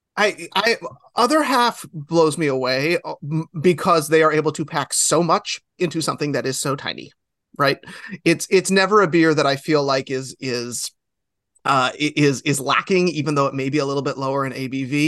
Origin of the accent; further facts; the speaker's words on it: New York, United States; I'm one of those New Yorkers